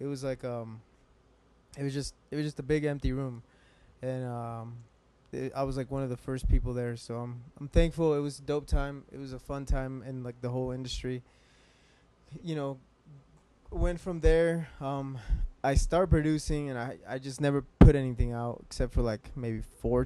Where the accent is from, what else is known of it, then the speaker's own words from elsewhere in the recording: Salt Lake City, Utah, United States; I'm from Salt Lake City, born and raised here